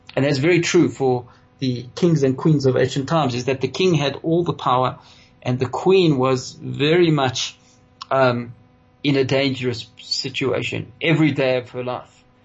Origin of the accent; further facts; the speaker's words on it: South Africa; we as South African Jews